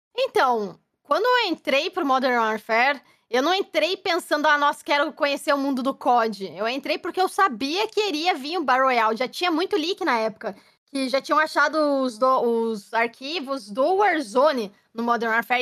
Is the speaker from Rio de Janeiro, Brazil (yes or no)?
no; Curitiba, Paraná, Brazil; moved away as an adult; also born or lived in São Paulo; now in London, United Kingdom; sou curitibana